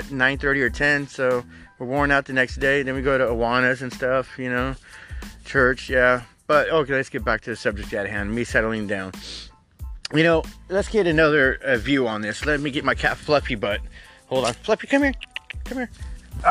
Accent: United States; I am American as apple fucking pie.

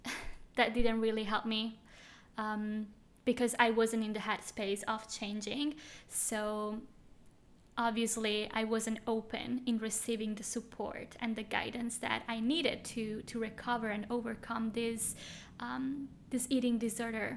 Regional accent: Switzerland; moved away as an adult; now in Bali, Indonesia; I am from Switzerland

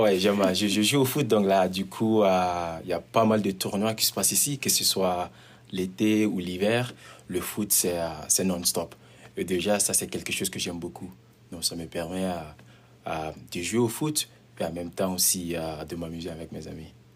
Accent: Mali; also born or lived in Montreal, Canada; now in Prince George, Canada; je viens du Mali et euh, ça fait de cela 13 ans, bientôt 14 ans que je suis au Canada

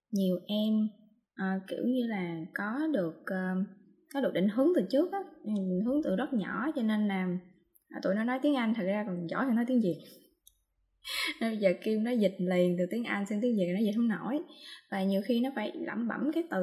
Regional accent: Mekong Delta, Vietnam; accent: Mekong Delta (miền Tây); mình đang nói giọng miền tây giọng mình là giọng rất là miền tây luôn

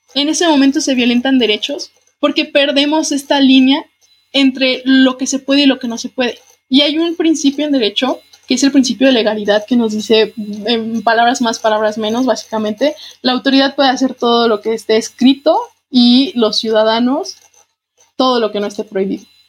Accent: Guanajuato, Mexico; para quienes somos de Guanajuato

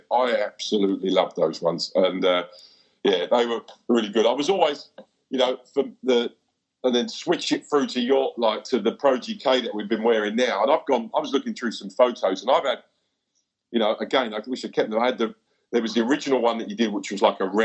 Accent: England, United Kingdom; now in New Zealand; I thought you were Kiwi. I went, no, no, I'm English.

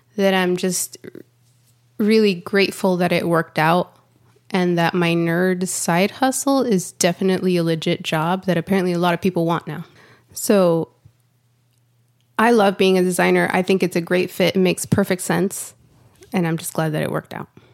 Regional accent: Santa Ana, California, United States; now in Austin, United States; I live in Austin, Texas, but I was born and raised in Santa Ana, California

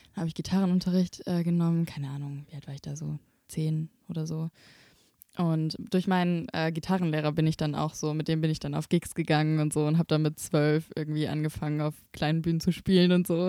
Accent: Böblingen, Baden-Württemberg, Germany; Ich komme aus Böblingen

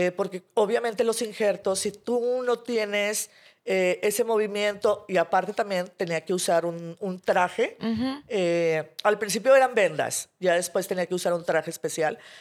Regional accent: Monterrey, Nuevo León, Mexico; soy de aquí de Monterrey

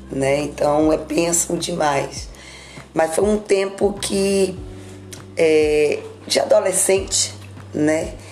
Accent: Nanuque, Minas Gerais, Brazil; Na realidade, eu sou de Nanuque. Graças a Deus, nasci no lar evangélico

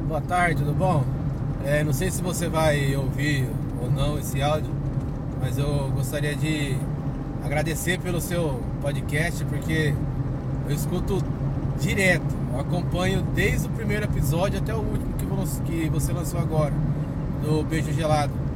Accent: Nova Odessa, São Paulo, Brazil; eu sou de Nova Odessa, interior de São Paulo

